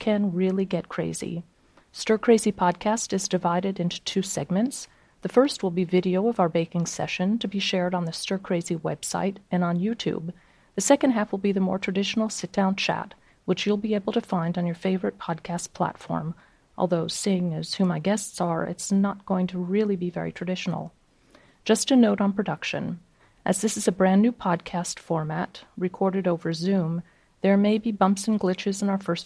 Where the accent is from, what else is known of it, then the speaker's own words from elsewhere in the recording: United States; now in France; I'm an American living in France